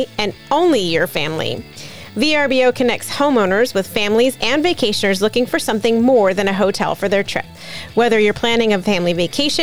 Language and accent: English; Clearwater, Florida, United States; also born or lived in Orlando, Florida; I grew up on the West Coast in the Clearwater Beach area, but I went to college in Orlando